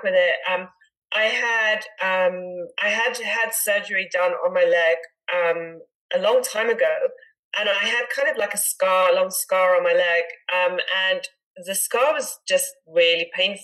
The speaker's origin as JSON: {"language": "English", "country": "South Africa", "tie": "born or raised there", "also_born_or_lived": "Netherlands / United Kingdom", "moved": "as an adult", "lives_now": "United States", "said": "I was born and raised in South Africa"}